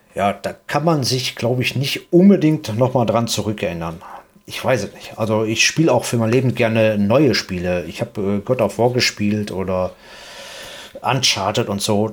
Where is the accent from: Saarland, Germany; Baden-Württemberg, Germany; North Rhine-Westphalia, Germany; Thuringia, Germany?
North Rhine-Westphalia, Germany; Duisburg; hier in Duisburg. Wir sind beide aus Duisburg